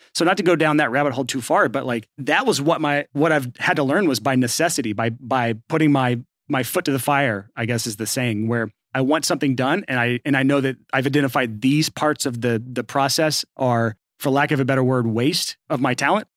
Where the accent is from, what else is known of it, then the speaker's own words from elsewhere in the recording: Athens, Alabama, United States; moved away as an adult; also born or lived in Lacey Springs, Alabama; now in Nashville, United States; I was from Athens, Alabama originally